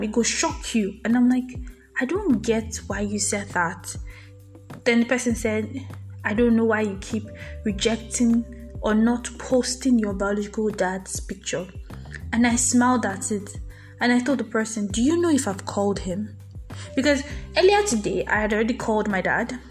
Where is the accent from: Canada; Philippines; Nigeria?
Nigeria; I'm a Nigerian